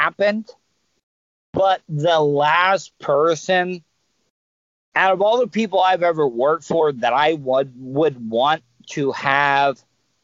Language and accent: English; Volusia County, Florida, United States; I grew up in Volusia County